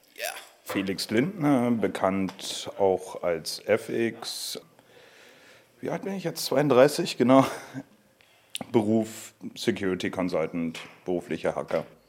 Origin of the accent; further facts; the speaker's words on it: Berlin, Germany; ich in Ostberlin aufgewachsen bin